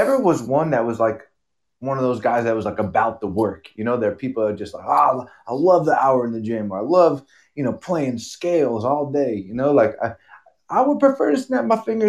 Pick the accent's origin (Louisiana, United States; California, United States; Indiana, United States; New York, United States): California, United States; Long Beach; I'm originally from Long Beach, California.